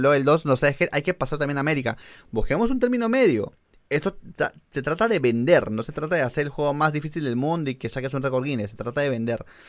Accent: Argentina; yo soy un argentino

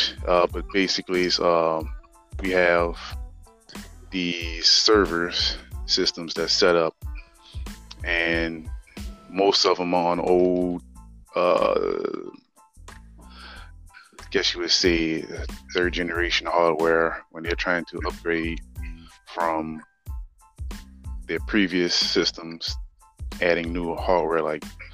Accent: New Orleans, Louisiana, United States; now in Houston, United States; born and raised in New Orleans, Louisiana.

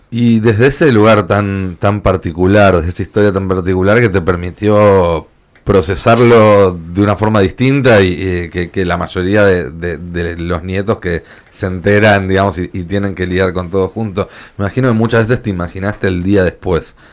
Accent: Buenos Aires, Argentina; moved away as an adult; now in Córdoba, Argentina; Mira, yo me fui de Capital Federal en el 99 a Córdoba Capital, eh, porque yo en ese momento tenía 20, 21 años

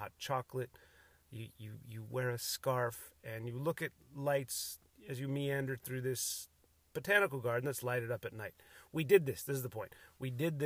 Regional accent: Cook County, Illinois, United States; also born or lived in Ireland (ancestry); now in San Diego area, United States; I was born in Cook County, Illinois

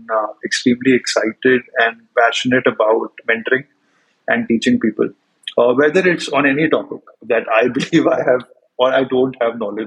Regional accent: India; moved away as an adult; also born or lived in United States; growing up in India

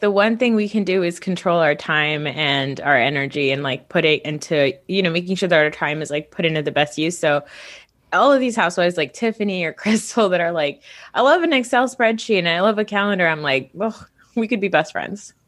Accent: Northeast, United States; I'm from the Northeast

